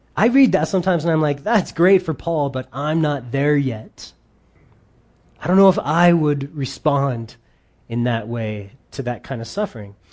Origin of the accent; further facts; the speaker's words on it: United States; we grew up in America